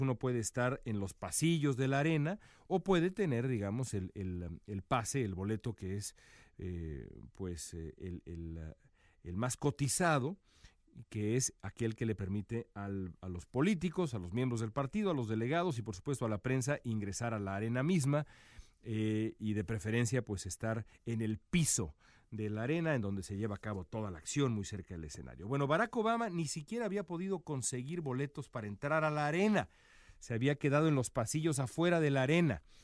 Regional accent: Mexico; como periodista mexicano acá

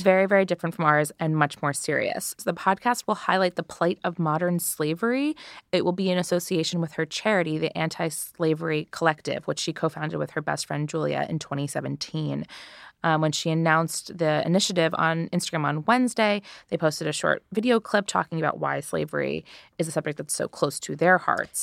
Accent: United States; I'm an American girl.

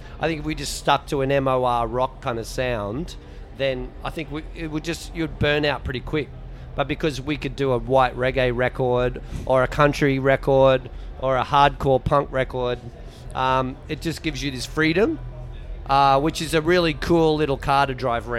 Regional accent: Brisbane, Queensland, Australia; from Brisbane

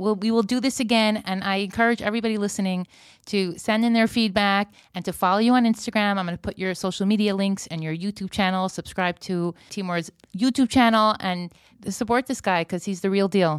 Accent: United States; moved away; I'm half an American. I was born there

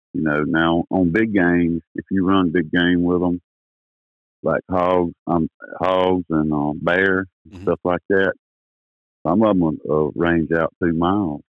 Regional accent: Wilmington, United States; I was born here in Wilmington, same place I live on, in 1963.

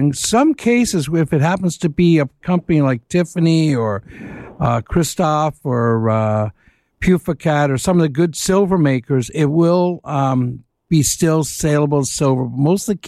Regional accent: Etobicoke, Ontario, Canada; my hometown of Etobicoke

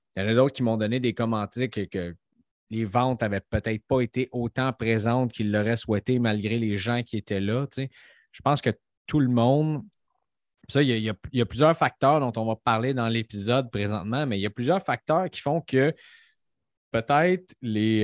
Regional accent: Montreal, Quebec, Canada; Nous autres, on vient de Montréal

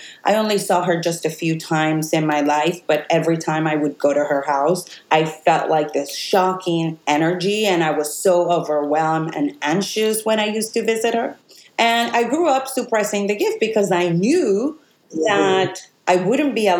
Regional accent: Puerto Rico; moved away as an adult; I was born in Puerto Rico on the West Coast.

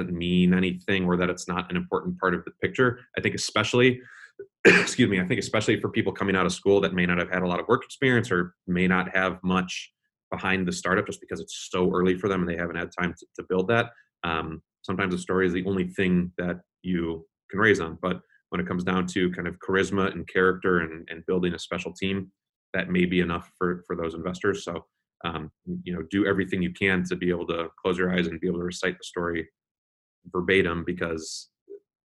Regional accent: Chicago, Illinois, United States; moved away; I'm a Chicagoan at heart. My family's back there and a lot of my really good friends are back there.

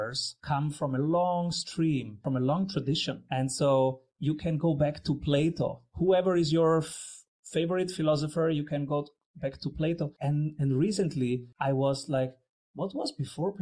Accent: Rome, Lazio, Italy; I was born in Rome.

